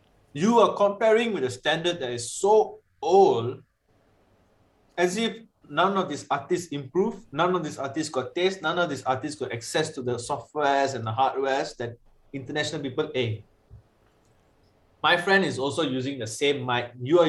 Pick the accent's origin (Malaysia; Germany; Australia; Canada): Malaysia; I am Malaysian